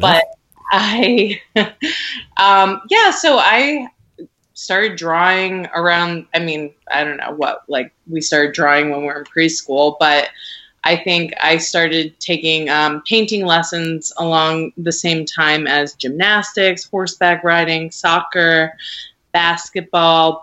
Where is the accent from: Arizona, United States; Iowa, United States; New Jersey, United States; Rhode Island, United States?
Rhode Island, United States; now in Brooklyn, United States; I grew up in Rhode Island. It's very small, mm-hmm. and I grew up in a tiny, tiny suburb in Rhode Island